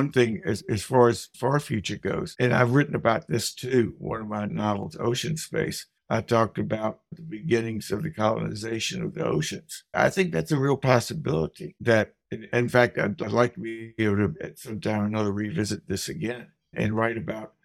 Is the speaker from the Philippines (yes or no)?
no; Nashville, Tennessee, United States; also born or lived in St. Louis, Missouri; now in Whately, United States; hometown of Nashville, Tennessee